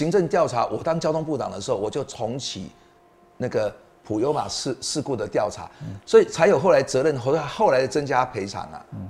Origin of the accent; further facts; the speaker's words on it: Yunlin County, Taiwan; moved away; 我真的是云林子弟，啊，我爸爸是云林的这个麦寮人，我妈妈是彰化人，嗯，是鹿港啊的的女儿。那我自己的老婆又是台南人，我是台南的女婿。